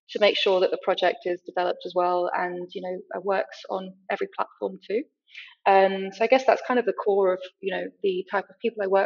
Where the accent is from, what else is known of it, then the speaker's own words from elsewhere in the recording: Rio de Janeiro, Brazil; also born or lived in France / United Kingdom; uh, Franco British, and I grew up in Brazil in Rio. Um, I've also lived kind of my whole life between all three countries.